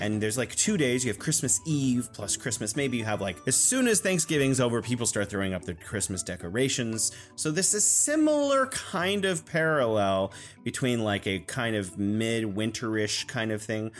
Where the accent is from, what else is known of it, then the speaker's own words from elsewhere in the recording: California, United States; now in Wuhan, China; I'm originally from California, but I'm living in beautiful Wuhan, China.